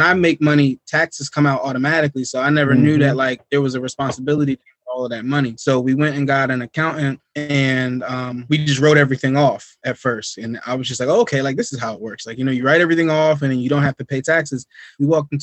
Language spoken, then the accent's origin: English; Willingboro, New Jersey, United States; moved away as an adult; now in Poconos, United States; born and raised in South Jersey, Willingboro, New Jersey, born, raised in Burlington, New Jersey